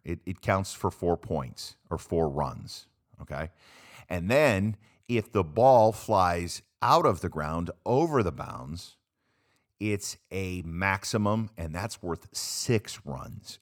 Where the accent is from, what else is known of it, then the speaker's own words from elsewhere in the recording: United States; I'm an American